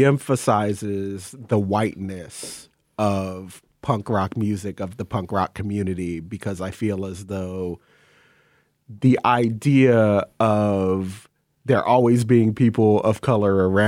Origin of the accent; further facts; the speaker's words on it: North Carolina, United States; now in Seattle, United States; I came from North Carolina, where nobody I knew who was black listened to this music